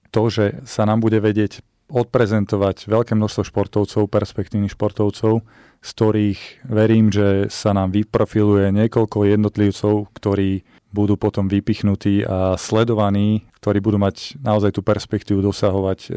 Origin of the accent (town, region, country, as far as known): Slovakia